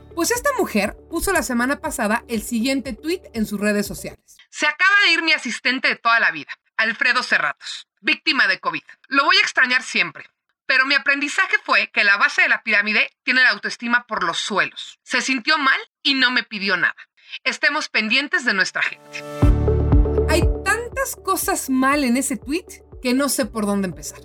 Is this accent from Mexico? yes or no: yes; Mexico; siendo mexicana